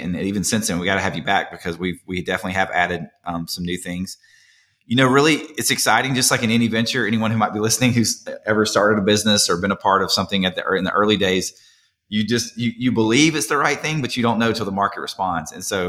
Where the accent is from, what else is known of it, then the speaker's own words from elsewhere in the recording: Lineville, Alabama, United States; also born or lived in Birmingham; I was actually born and raised near Mount Cheeha, if you're familiar with that state park, in a small town called Lineville, Alabama, and I graduated 2A school, very small high school, but loved growing up in that area, and then moved to Birmingham for UAB.